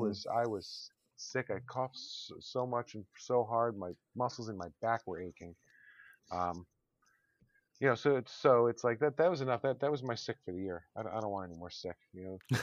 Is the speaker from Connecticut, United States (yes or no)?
yes; Connecticut, United States; also born or lived in Long Island, New York; I was born in Long Island, I grew up in Connecticut.